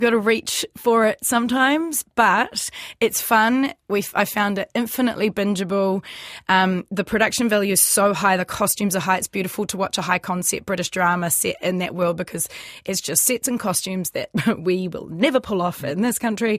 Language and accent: English; New Zealand; us Kiwi actors